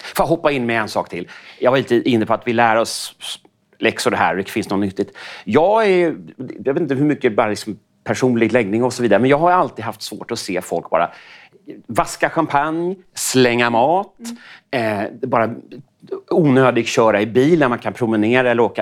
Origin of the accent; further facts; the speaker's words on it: Sweden; som svensk